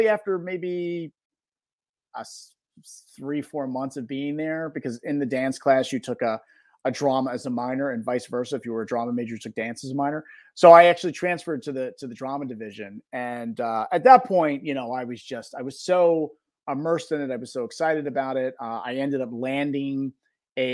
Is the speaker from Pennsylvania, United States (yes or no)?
yes; Philadelphia, Pennsylvania, United States; born and raised in South Philadelphia